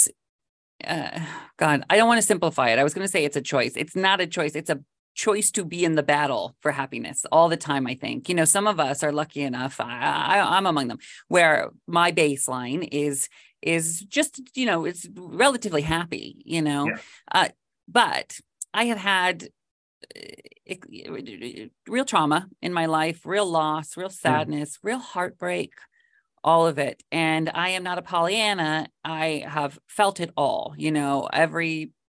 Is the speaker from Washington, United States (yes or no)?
yes; Washington, United States; moved away as an adult; also born or lived in Los Angeles; I grew up in Washington State